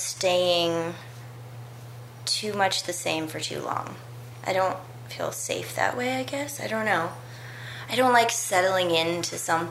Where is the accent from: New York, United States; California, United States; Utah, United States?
California, United States; Berkeley; also born or lived in New Haven, Connecticut; When I was about 2 years old, my mom moved us to Berkeley, from Connecticut, which is where I was born in New Haven.